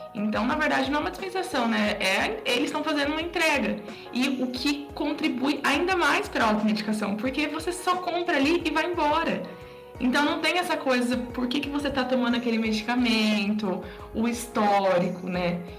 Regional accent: interior of São Paulo, Brazil; moved away; lá na minha cidade, né, lá no interior de São Paulo

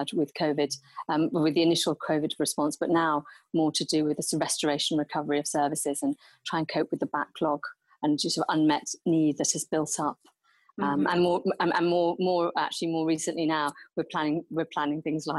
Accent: Nigeria; I grew up in Nigeria

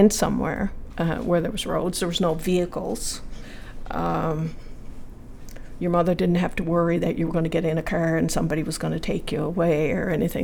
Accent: Spencer's Cove, Newfoundland and Labrador, Canada; I grew up in Spencer's Cove on Long Island in Placentia Bay.

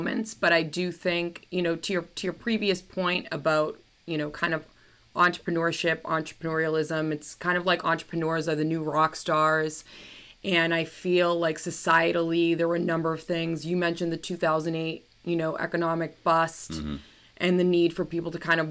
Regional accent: Chicago, Illinois, United States; first language Greek; English is a second language; also born or lived in San Francisco; A year later, I was born. And I went to a Greek bilingual program growing up. So my first language was actually Greek

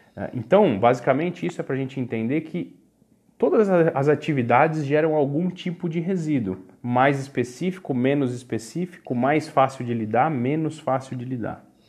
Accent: Brazil; nós brasileiros

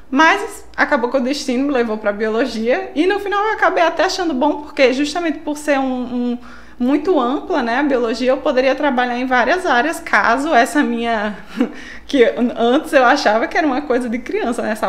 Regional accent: São Paulo, Brazil; now in Natal, Brazil; É, sou de São Paulo, né? Nasci lá, mas já sou quase uma potiguaca, já moro aqui há 21 anos, então já praticamente uma nordestina, já o sotaque já é nordestino, né?

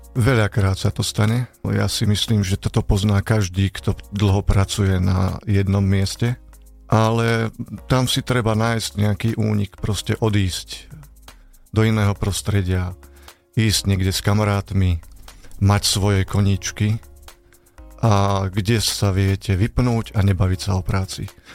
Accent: Banská Bystrica, Banská Bystrica Region, Slovakia; moved away as an adult; now in Špania Dolina, Slovakia; som rodák z Rudlovej v Banskej Bystrici a na Španiu dolinu som sa presťahoval v roku 1994

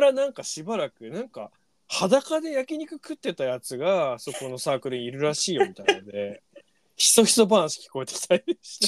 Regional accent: Onagawa, Miyagi, Japan; moved away as an adult; now in Tokyo, Japan; 僕ら、その宮城県 人はですね、女川町に住んでる時は

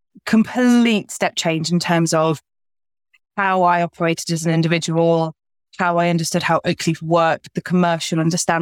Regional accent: the north of England, United Kingdom; moved away as an adult; now in London, United Kingdom; I'm Northerner absolutely by heart

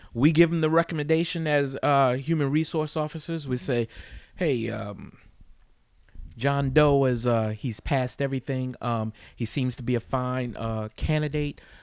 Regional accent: East Orange, New Jersey, United States; I grew up in East Orange and I worked for that city

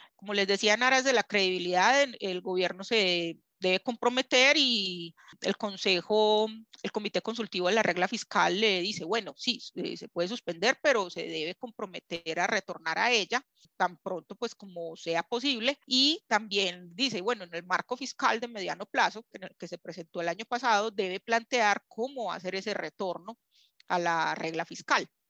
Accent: Colombia; nosotros como colombianos

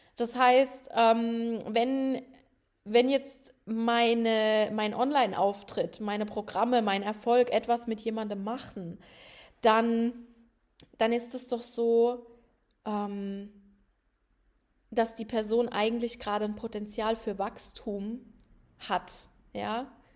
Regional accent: Rhineland-Palatinate, Germany; moved away; ich komme ja aus einem Dorf, ne, der Felsenland, äh, Rheinland-Pfalz

